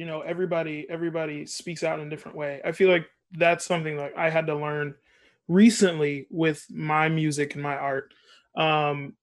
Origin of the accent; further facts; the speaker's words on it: California, United States; moved away as an adult; now in New York, United States; I grew up in California. I was in California all my life.